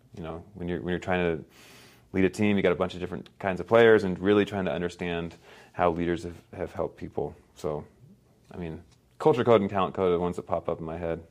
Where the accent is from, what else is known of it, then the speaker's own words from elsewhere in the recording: Palo Alto, California, United States; moved away; also born or lived in Guatemala; we grew up in Palo Alto, California, which is a bubble